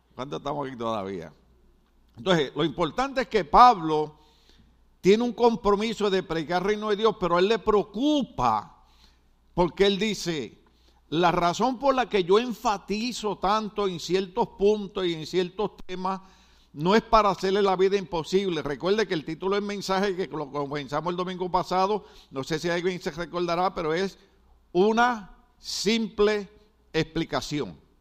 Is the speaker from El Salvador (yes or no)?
no; Puerto Rico; also born or lived in New York City, United States; now in United States; En Puerto Rico decimos, no te puedes dormir en laureles